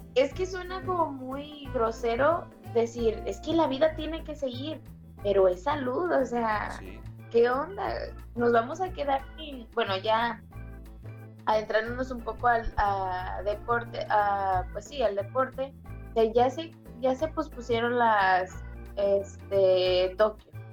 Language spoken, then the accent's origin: Spanish; Mexico; somos mexicanos